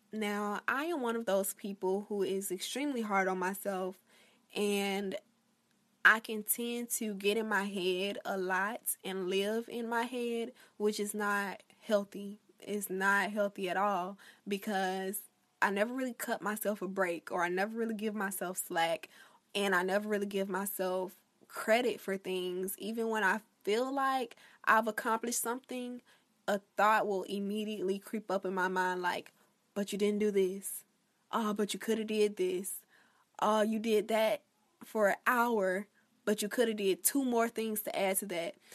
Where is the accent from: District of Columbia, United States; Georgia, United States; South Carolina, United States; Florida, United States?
Florida, United States; my home state of Florida